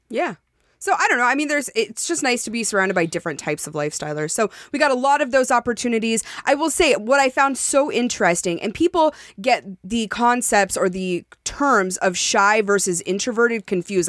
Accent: Montana, United States; moved away; I was born in Montana

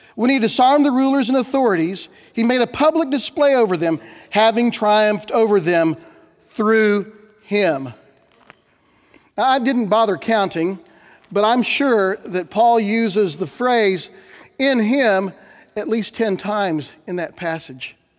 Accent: Bethany, Oklahoma, United States; When I was a kid growing up in Bethany, Oklahoma

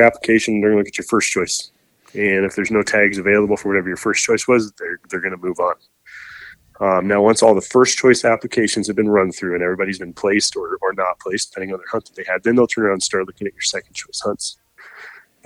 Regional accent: Northern Idaho, United States; I grew up in Northern Idaho

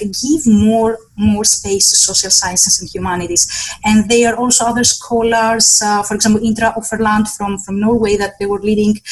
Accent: Western Greece, Greece; moved away; in my hometown in Western Greece

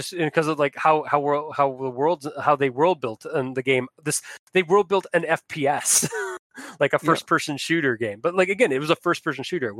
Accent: Canada; I am Canadian. I'm not French Canadian, but I am Canadian

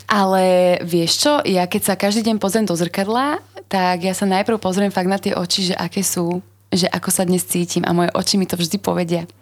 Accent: Slovakia; Uh, my sme ako Slováci veľmi konzervatívny národ

